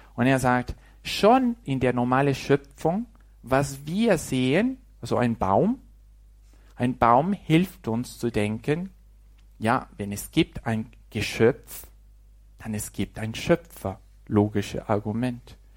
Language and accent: German; Mexico; German is a second language; moved away; dass ich auch als Mexikaner Deutsch sprechen kann. Ein bisschen, ne? also mit Fehlern